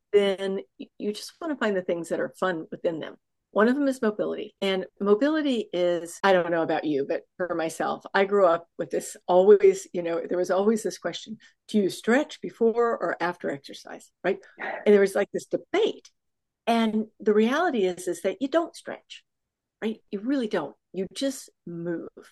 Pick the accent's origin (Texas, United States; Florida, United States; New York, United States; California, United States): Texas, United States; Houston; I'm from Houston, Texas, which happens to have the largest, I think, medical um, oh, conglomerate